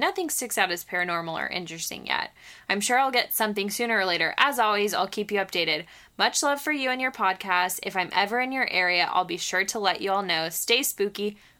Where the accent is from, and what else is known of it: Dallas-Fort Worth, Texas, United States; born or raised there